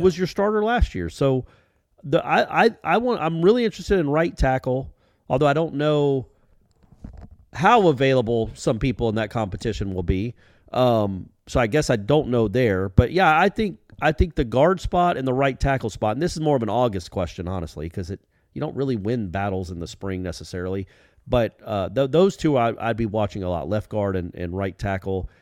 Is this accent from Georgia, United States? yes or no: yes; Atlanta, Georgia, United States; my hometown of Atlanta, Georgia